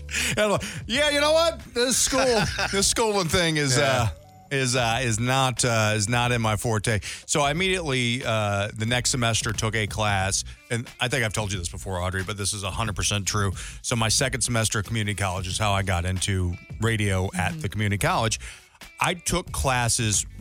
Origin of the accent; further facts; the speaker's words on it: Missouri, United States; I'm from Missouri